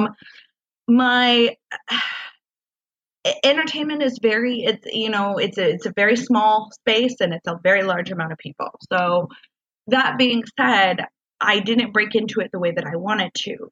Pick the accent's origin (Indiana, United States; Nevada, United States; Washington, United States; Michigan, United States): Washington, United States; moved away as an adult; now in Southern California, United States; moving here to California, I'm from Washington State